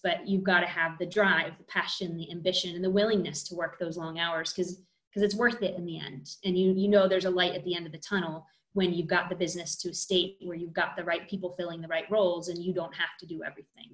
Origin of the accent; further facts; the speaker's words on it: United States; I am American